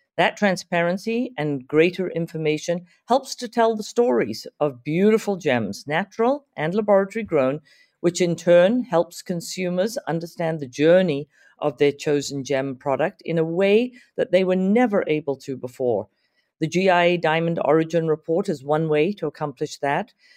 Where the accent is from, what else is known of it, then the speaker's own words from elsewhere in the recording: Zimbabwe; moved away as an adult; also born or lived in Santa Monica, California / Omaha, Nebraska; now in United States; back in my home country of Zimbabwe